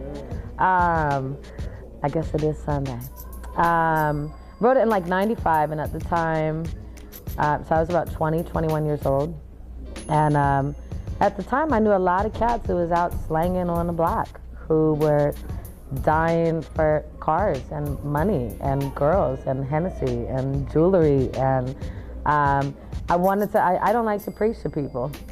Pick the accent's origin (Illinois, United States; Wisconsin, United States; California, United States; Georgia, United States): California, United States; Oakland; moved away as an adult; now in Los Angeles, United States; I'm from Oakland, but I currently reside in LA.